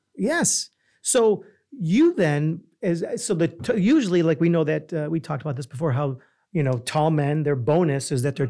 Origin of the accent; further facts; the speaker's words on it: New York, United States; moved away; also born or lived in Chicago; I'm originally from New York